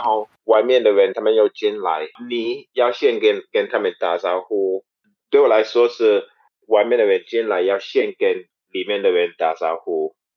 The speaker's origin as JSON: {"language": "Chinese", "country": "St. Kitts & Nevis", "tie": "born or raised there", "second_language": "Chinese", "moved": "as an adult", "lives_now": "Taiwan", "said": "因为我国家有，啊，亚洲人是当地人，对，还有嗯。白人也是当地人，有很多不同的人"}